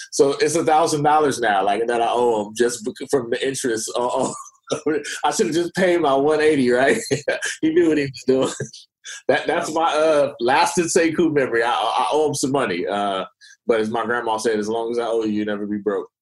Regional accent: Oakland, California, United States; I'm from Oakland

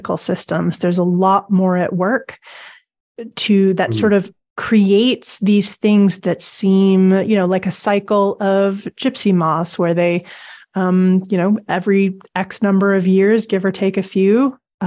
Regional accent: Canada; now in United Kingdom; I mean, I live in the UK now, but I grew up in Canada.

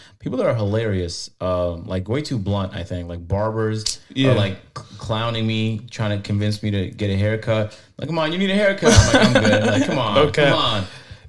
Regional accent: Markham, Ontario, Canada; also born or lived in Scarborough, Toronto; Nah, it was still in Toronto, but it was like mad north in a place called Markham. And it turned into like a wealthy suburb, but at the time I was like, why are we moving into the middle of nowhere?

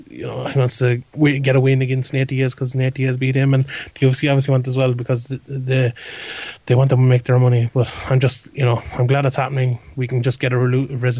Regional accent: Ireland; we're an Irish side

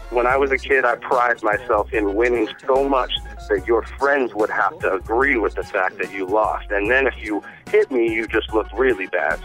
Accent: United States; now in Shanghai, China; we're living in Shanghai, but I'm American

